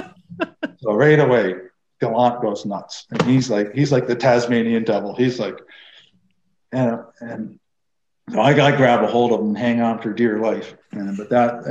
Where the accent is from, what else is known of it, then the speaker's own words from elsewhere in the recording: Belleville, Ontario, Canada; growing up in Belleville